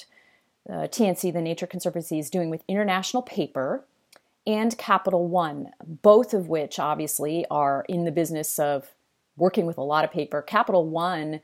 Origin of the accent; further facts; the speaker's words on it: East Coast, United States; I'm from the East Coast.